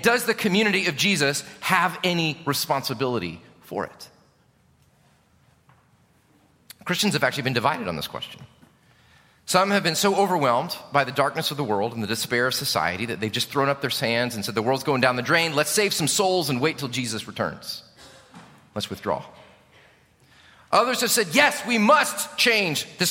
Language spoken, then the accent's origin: English; Chicago, Illinois, United States; moved away; I'm from Chicago